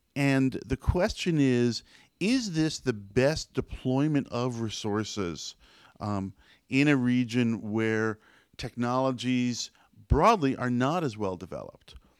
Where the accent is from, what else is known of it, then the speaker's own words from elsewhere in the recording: United States; as an American